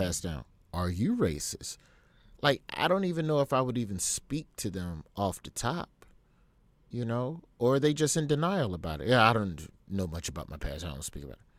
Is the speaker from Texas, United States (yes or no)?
no; Alabama, United States; I grew up in Alabama and Alabama public schools